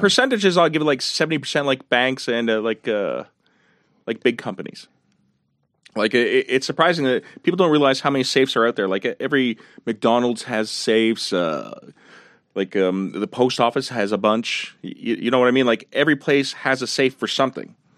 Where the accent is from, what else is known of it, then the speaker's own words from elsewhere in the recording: Montreal, Quebec, Canada; I grew up in La Salle, right next to Verdun